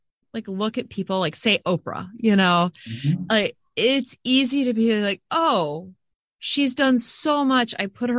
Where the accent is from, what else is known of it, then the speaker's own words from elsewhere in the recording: United States; I think I'm American